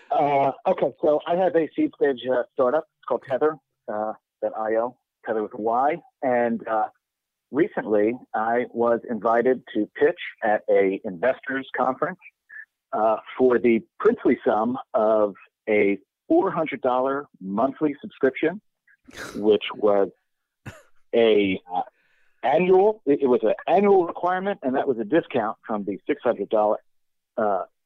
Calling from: Brooklyn, New York, United States; It's … from Brooklyn. How are you?

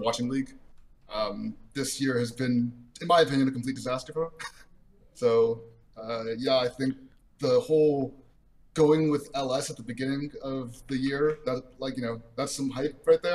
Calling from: Arizona, United States; I am calling from Arizona

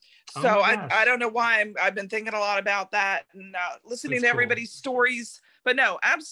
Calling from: Clermont, Florida, United States; I'm calling from Claremont, Florida.

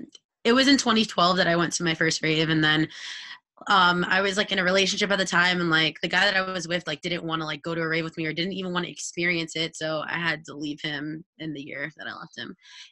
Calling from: Westchester, New York, United States; I am tuning in from Westchester, New York.

